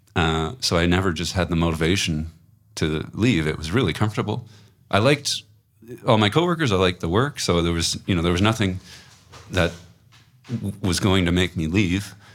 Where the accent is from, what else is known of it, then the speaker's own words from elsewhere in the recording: Waterloo, Ontario, Canada; I was actually from Waterloo. It was a home birth